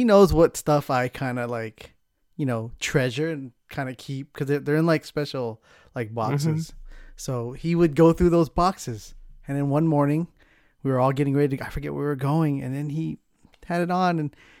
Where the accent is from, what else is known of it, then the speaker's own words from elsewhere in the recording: Southern California, United States; now in San Francisco Bay Area, United States; I'm not from the Bay. I grew up down in Southern California. But when I moved up here